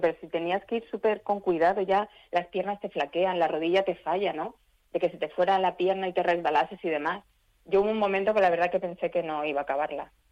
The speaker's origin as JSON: {"language": "Spanish", "town": "Elche", "region": "Valencian Community", "country": "Spain", "said": "yo soy de, aquí de Elche"}